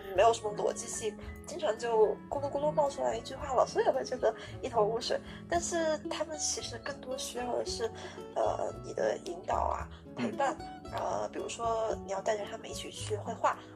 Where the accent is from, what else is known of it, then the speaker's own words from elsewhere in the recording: China; 其实只有我一个中国人